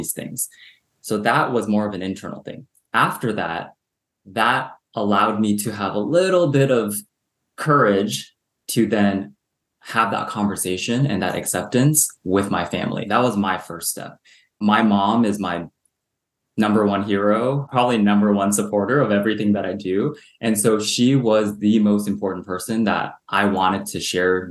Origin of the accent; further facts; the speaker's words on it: Southern California, United States; also born or lived in Hong Kong; I grew up in Southern California in a very suburban